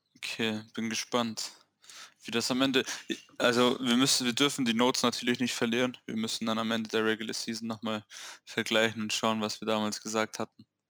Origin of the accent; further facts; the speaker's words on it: Swabia, Germany; Ich bin Schwabe